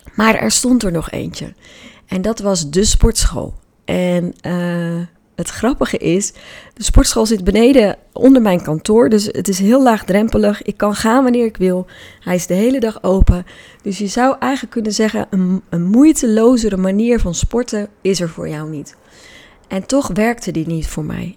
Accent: Hoeksche Waard, South Holland, Netherlands; Ik ben namelijk opgegroeid in de Hoekse Waard

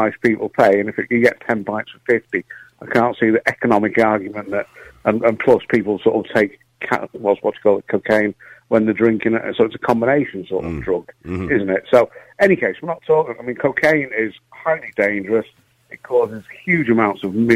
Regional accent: Manchester, North West England, United Kingdom; now in Ireland; I grew up in Manchester at the start, and I used to go to the Hacienda when I was still at school

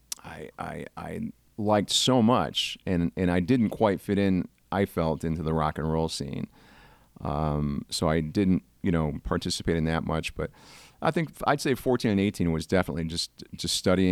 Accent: Binghamton, New York, United States; moved away as an adult; also born or lived in Puerto Rico; I was born in Puerto Rico. I grew up in upstate New York, Binghamton, New York

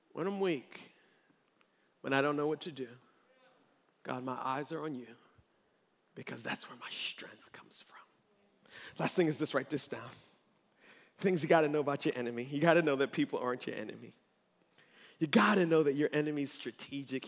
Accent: Baltimore, Maryland, United States; now in Columbia, United States; I'm not from Columbia. I'm from Baltimore

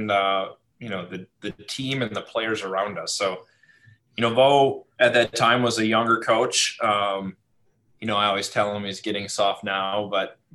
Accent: Marinette, Wisconsin, United States; I grew up in Marinette, Wisconsin, over north of Green Bay

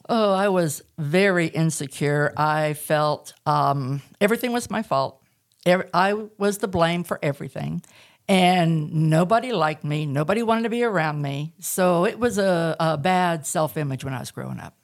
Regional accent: Southern California, United States; moved away as an adult; also born or lived in Tehachapi, California / Northwest Arkansas; now in Arkansas, United States; I was born and raised in Southern California, and the last three years we lived there, we moved up into the mountains and the desert at the same time, and there's a little place called Tehachapi

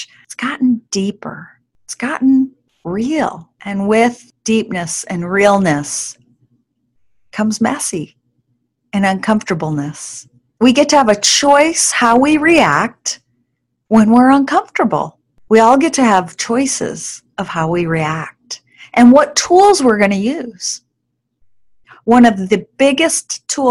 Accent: New York, United States; now in Alaska, United States; where I grew up in New York

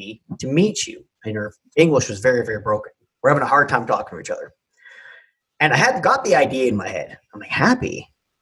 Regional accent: Quebec City, Quebec, Canada; Because we're from Quebec City

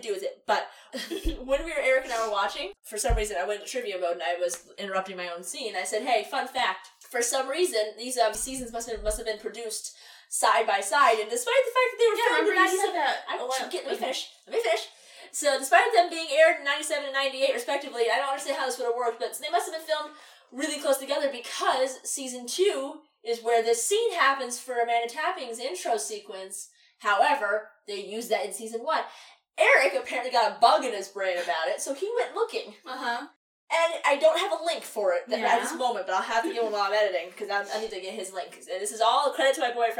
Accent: Canada; I am Canadian

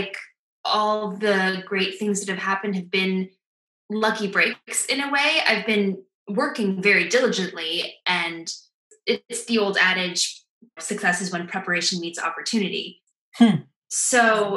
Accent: Madison, Wisconsin, United States; moved away as an adult; now in New York, United States; I'm from Madison, Wisconsin, which is a college town

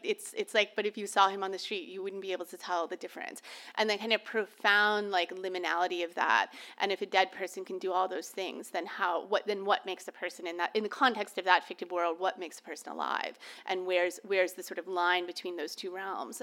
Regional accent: Orlando, Florida, United States; now in Cambridge, United States; I was born and raised in Orlando, Florida

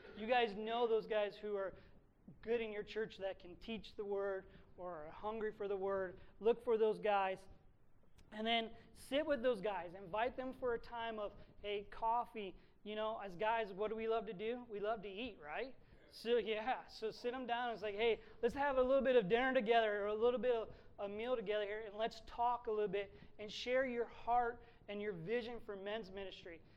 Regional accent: Sandusky, Ohio, United States; moved away; I grew up in Sandusky

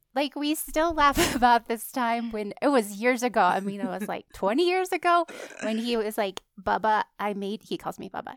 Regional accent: California, United States; moved away; went to my hometown in California

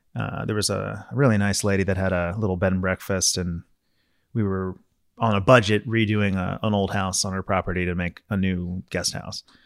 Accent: Maryland, United States; growing up in Maryland

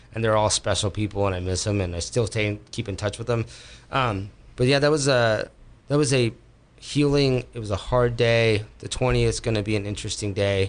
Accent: Bay Area, California, United States; moved away as an adult; also born or lived in Berkeley, California / Los Gatos, California; now in Sonoma County, United States; I was born and raised Berkeley. I was raised in Los Gatos. I was mm-hmm. raised in uh, um, around the Bay Area

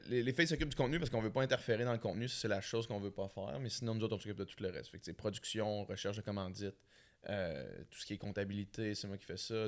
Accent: Quebec City, Quebec, Canada; moved away as an adult; la ville de Québec, c'est ma ville. Mhm. Tout, mon monde est là, ma famille, mes, repères

